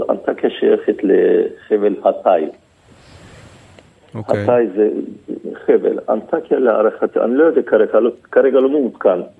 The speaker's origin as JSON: {"language": "Hebrew", "town": "Antakya", "region": "Hatay", "country": "Turkey", "tie": "born or raised there", "said": "אני נולדתי שם, אני גדלתי שם."}